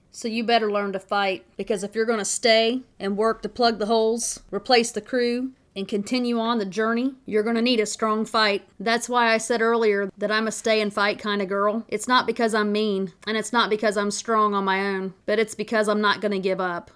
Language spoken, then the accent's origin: English; Tennessee, United States; moved away; I grew up on the Tennessee River